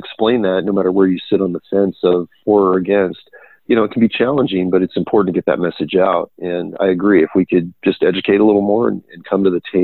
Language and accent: English; Silicon Valley, California, United States; also born or lived in Temecula, California; I'm from the Silicon Valley. We got state parks here. We got private ranches, and I had grown up in this environment.